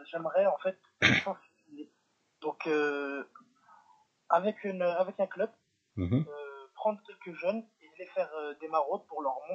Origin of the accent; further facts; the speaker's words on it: Lyon, Auvergne-Rhône-Alpes, France; also born or lived in Villeurbanne; Lyon, c'est la ville où euh, je suis né.